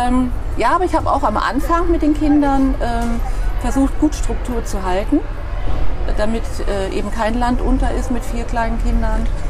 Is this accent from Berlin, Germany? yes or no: no; Dülbergen near Verden, Lower Saxony, Germany; now in Bremen, Germany; Dülbergen ist ein ganz kleines Dorf in der Nähe von Pferden. Von Pferden. Und ähm, ich bin nicht mal in Dülbergen direkt geboren, sondern noch einen Kilometer abseits in den Wiesen. Da stand ein kleines Hirtenhaus alleine da, und da Hausgeburt. Ja, ja, da bin ich aufgewachsen